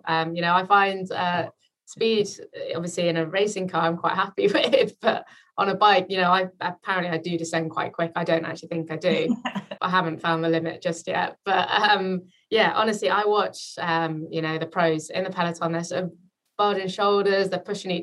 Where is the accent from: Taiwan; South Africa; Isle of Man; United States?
Isle of Man; I grew up in the Isle of Man